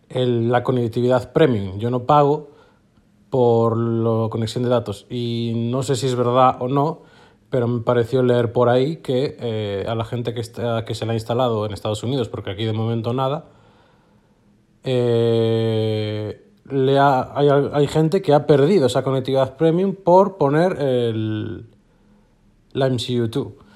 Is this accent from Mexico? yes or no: no; A Coruña, Galicia, Spain; soy de Coruña